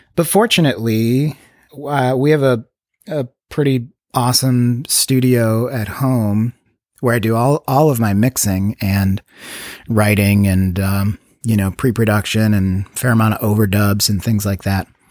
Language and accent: English; Chicago suburbs, Illinois, United States; now in Los Angeles, United States; I grew up in Chicago suburbs